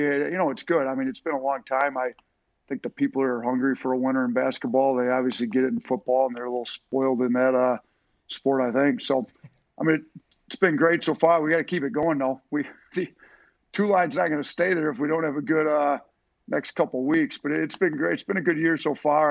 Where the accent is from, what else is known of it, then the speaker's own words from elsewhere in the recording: Wisconsin, United States; moved away; I grew up in Wisconsin